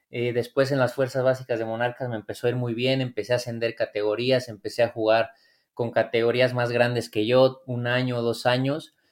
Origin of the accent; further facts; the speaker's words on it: Morelia, Michoacán, Mexico; Morelia, entonces este, ahí, era donde yo con mis amigos, pues vaya, jugaba, entrenaba